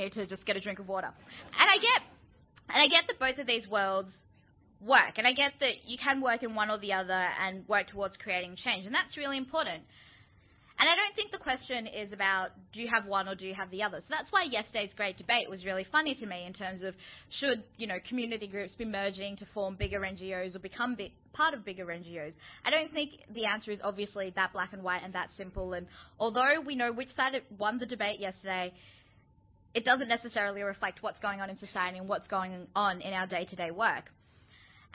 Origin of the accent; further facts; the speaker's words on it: Melbourne, Victoria, Australia; where I grew up in West Footscray